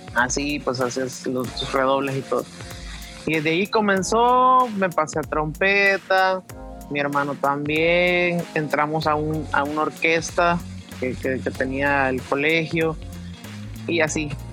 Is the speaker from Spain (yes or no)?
no; El Salvador; moved away as an adult; now in Mexico; soy músico salvadoreño